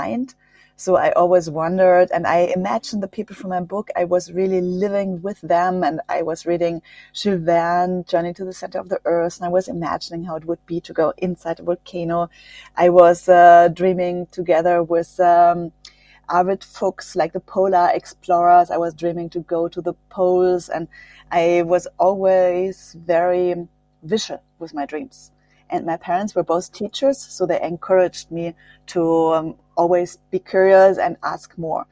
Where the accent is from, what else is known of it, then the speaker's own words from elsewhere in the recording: Germany; English is a second language; I grew up near the French border. That's why I'm bilingual. I speak French and German.